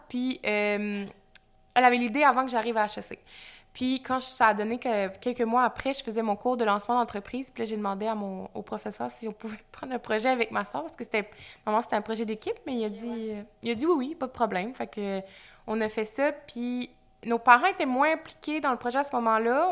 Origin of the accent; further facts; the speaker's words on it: Magdalen Islands, Quebec, Canada; moved away as an adult; also born or lived in Montreal; je suis originaire des îles de la Madeleine. Je suis née aux îles de la Madeleine, j'ai grandi là-bas